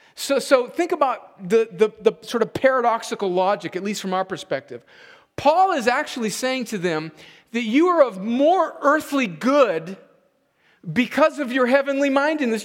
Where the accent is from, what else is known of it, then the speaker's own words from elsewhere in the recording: United States; as an American